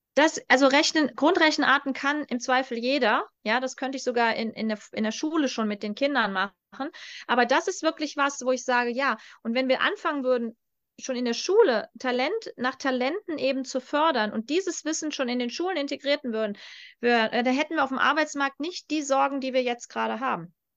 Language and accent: German; North Rhine-Westphalia, Germany; moved away; ich zu Hause am Niederrhein